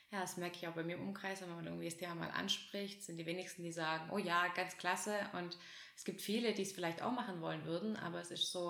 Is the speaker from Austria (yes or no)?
no; Russia; now in Germany; Wir sind ja aus Russland hergekommen